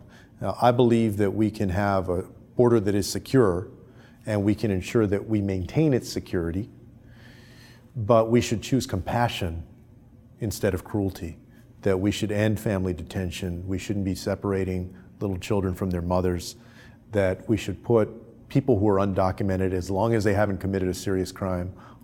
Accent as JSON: {"language": "English", "region": "Texas", "country": "United States", "tie": "born or raised there", "said": "my home state of Texas"}